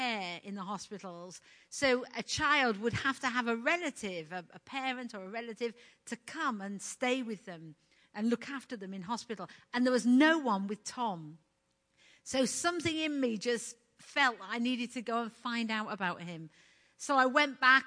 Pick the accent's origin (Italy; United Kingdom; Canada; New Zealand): United Kingdom; moved away as an adult; being British